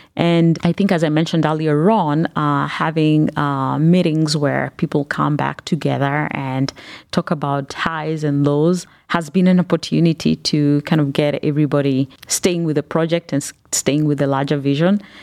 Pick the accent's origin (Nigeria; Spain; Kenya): Kenya; also born or lived in Northeast Ohio, United States; now in Cleveland, United States; I grew up in Kenya and have lived in the United States for, uh, the past twenty years